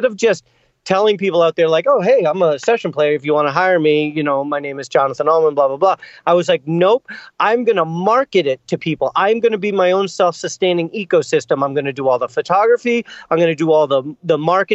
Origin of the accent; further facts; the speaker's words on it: Boston, Massachusetts, United States; I grew up in Boston, and I played in bands my whole life. So I love this city.